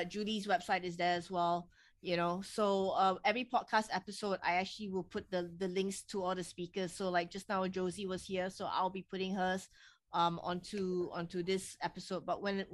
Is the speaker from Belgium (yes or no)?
no; Singapore; I'm from Singapore